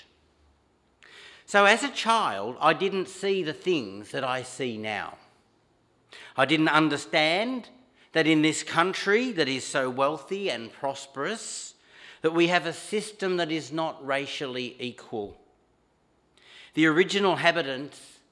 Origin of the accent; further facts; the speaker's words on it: Montrose, Victoria, Australia; where I grew up in Montrose